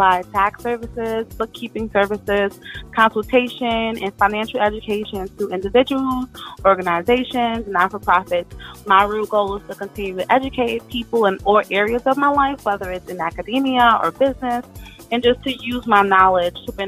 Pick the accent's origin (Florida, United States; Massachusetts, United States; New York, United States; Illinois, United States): New York, United States; New York City; also born or lived in Brooklyn / Yonkers; I was born in the Bronx, raised in the Bronx.